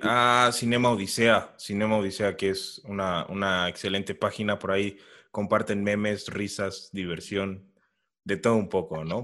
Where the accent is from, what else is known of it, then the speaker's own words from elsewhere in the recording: Mexico; nosotros como mexicanos